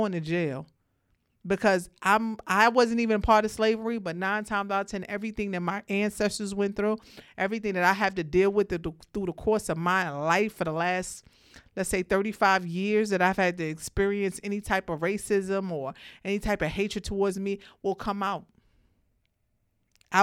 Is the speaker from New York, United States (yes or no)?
yes; Brooklyn, New York, United States; I'm from Brooklyn